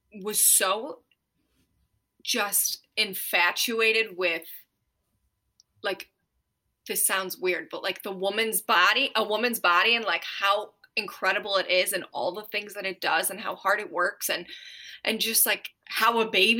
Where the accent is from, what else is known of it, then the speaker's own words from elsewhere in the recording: Ohio, United States; moved away; we are from Ohio, but we want to retire in Tennessee